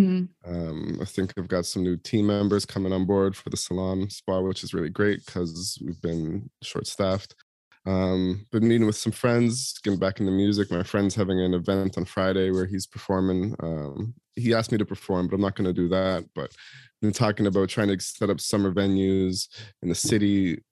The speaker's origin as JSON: {"language": "English", "town": "Toronto", "region": "Ontario", "country": "Canada", "tie": "born or raised there", "said": "And I'm back in my hometown for a week in Toronto, celebrating my daughter's university graduation"}